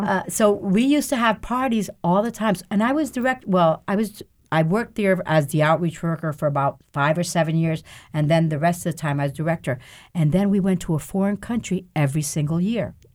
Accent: New Haven, Connecticut, United States; born or raised there; also born or lived in Lares, Puerto Rico

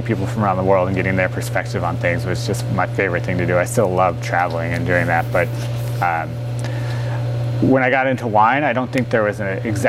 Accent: Colorado, United States; moved away as an adult; now in Oregon, United States; I'm from Colorado

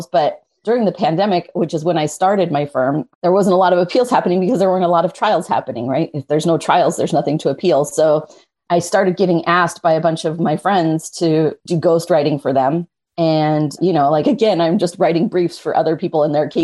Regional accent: Wyoming, United States; moved away as an adult; now in Southern California, United States; I grew up in Wyoming. I grew up in a small town

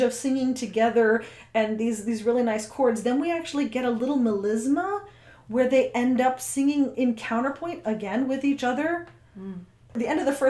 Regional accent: United States; I'm an American

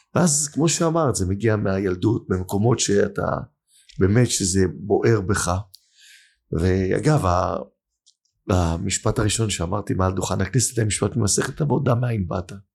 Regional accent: Holon, Tel Aviv District, Israel; השכונה שאני גדלתי בה, בתל גיבורים, בחולון

